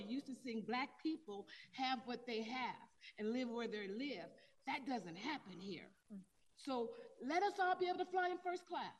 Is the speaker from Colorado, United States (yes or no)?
yes; Denver, Colorado, United States; I am a Denver and Colorado native. I grew up in Five Points, like original Five Points, and Five Points was Five Points when it was for Harlem of the West.